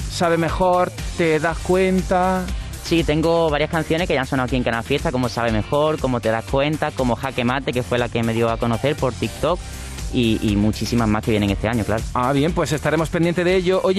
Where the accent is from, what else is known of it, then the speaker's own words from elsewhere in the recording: Málaga, Andalusia, Spain; Soy de aquí, de Málaga.